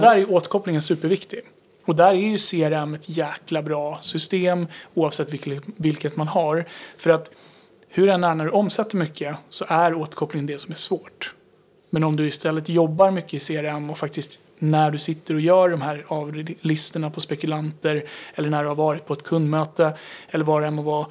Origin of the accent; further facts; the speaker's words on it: Tyresö, Stockholm County, Sweden; jag är uppvuxen i Tyresö